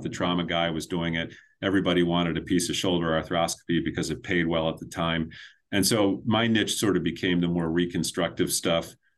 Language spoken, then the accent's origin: English; north of Baltimore, Maryland, United States; now in New Hampshire, United States; I grew up in, in Maryland, about twenty-five minutes north of Baltimore in, in sort of horse farm country